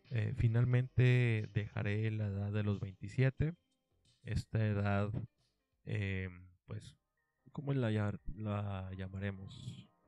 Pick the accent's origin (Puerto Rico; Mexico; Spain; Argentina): Mexico; Monterrey, Nuevo León; soy de Monterrey y aquí en Monterrey pues hay una frase pues típica